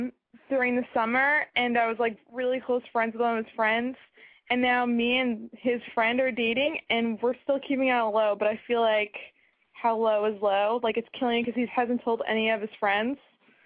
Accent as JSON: {"language": "English", "region": "New York", "country": "United States", "said": "I'm from New York."}